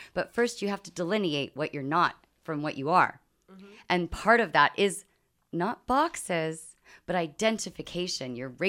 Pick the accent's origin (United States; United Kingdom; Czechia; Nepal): United Kingdom; accent: British; I'm British.